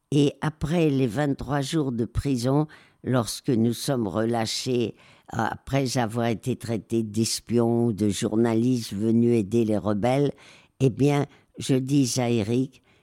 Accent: Marseille, Provence-Alpes-Côte d'Azur, France; also born or lived in Madrid; je viens d'écrire tout sur mon enfance à Marseille et Madrid.

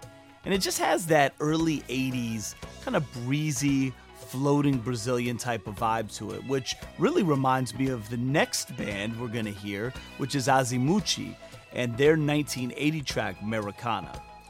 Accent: Virginia Beach, Virginia, United States; live from my hometown of Virginia Beach, Virginia.

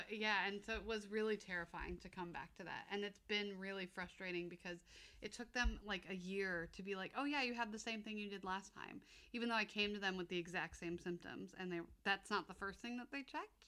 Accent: United States; moved away; I grew up in America

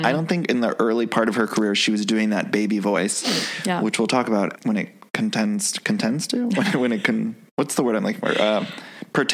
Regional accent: Ohio, United States; I'm from Ohio as well.

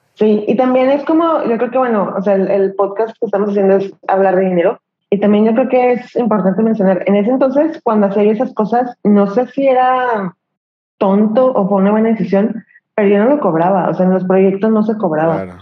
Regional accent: Torreón, Coahuila, Mexico; moved away as an adult; also born or lived in Mexico City; vivo en Torreón, me acabo de regresar a Torreón, Coahuila, soy norteña, pero estuve viviendo

